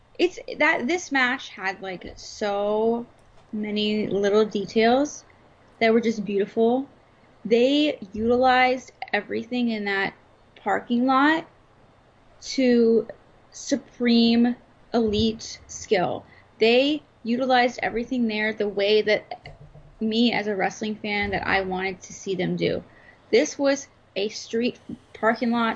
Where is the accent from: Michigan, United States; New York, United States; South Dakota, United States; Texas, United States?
Texas, United States; McKinney; also born or lived in Dallas; now in Florida, United States; as a Texan now living in Florida, but as a Texan